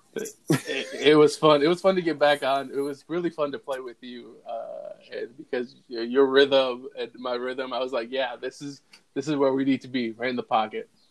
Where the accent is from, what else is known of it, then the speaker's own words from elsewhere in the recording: Holland, Michigan, United States; moved away as an adult; now in Aurora, United States; I moved from West uh, Michigan, that's where I was yep. born and raised, in a small town called Holland